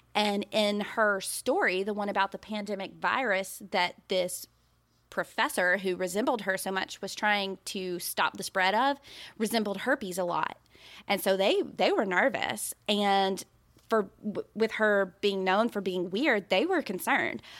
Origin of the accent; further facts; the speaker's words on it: Birmingham, Alabama, United States; Now, we're from Birmingham, Alabama